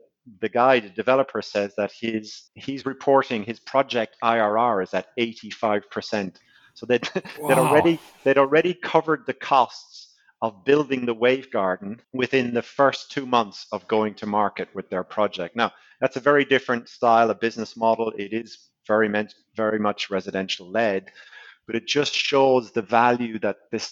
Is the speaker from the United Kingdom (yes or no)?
no; Ireland; I am Irish